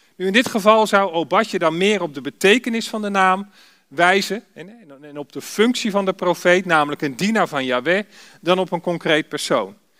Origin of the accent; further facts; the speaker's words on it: Alphen aan den Rijn, South Holland, Netherlands; ik kom uit Alphen aan de Rijn